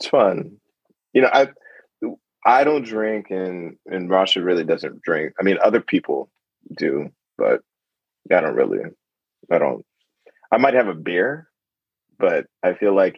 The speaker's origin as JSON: {"language": "English", "town": "Los Angeles", "region": "California", "country": "United States", "moved": "yes", "lives_now": "Mexico City, Mexico", "said": "I'm from LA originally"}